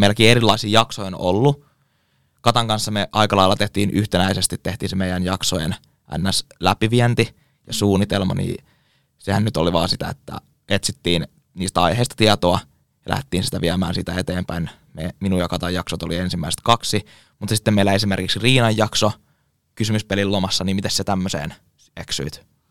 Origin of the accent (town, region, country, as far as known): Kouvola, Kymenlaakso, Finland